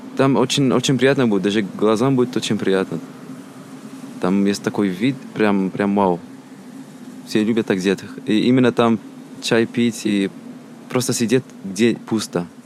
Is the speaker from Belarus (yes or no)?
no; Algeria; Russian is a second language; moved away as an adult; now in Russia; Я из Алжира. Мне 22 года. Я 4 года как изучаю русский язык. И 2 года в России